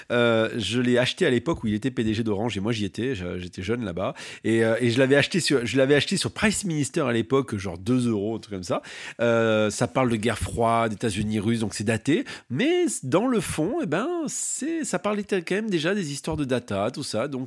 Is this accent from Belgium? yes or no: no; France